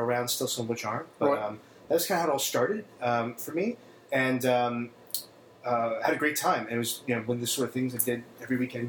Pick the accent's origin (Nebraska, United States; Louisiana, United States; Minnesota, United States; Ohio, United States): Ohio, United States; Probably junior high, growing up in Ohio.